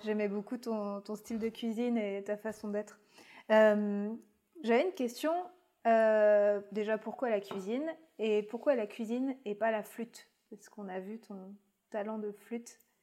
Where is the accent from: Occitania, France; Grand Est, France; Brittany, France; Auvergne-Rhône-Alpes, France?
Brittany, France; moved away; also born or lived in Paris; je cueillais des petits pois quand j'étais petite en Bretagne